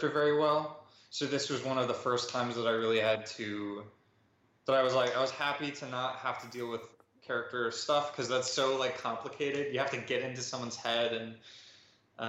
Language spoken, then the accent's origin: English; Wisconsin, United States; moved away as an adult; now in New York City, United States; I'm from Wisconsin, but I just moved to New York City